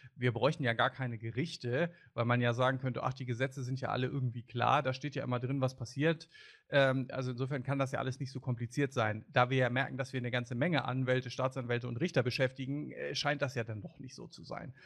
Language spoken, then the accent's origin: German; Germany; als Deutscher